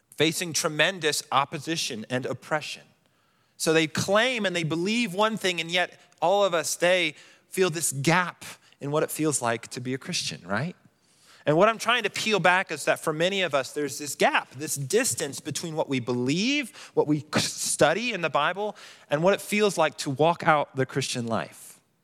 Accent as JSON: {"language": "English", "town": "Colorado Springs", "region": "Colorado", "country": "United States", "tie": "born or raised there", "said": "I grew up in Colorado Springs"}